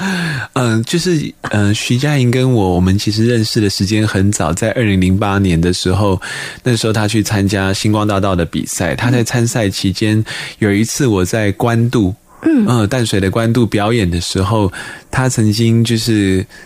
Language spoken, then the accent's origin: Chinese; Dahu, Miaoli County, Taiwan; 我自己是苗栗大湖这边出生长大的人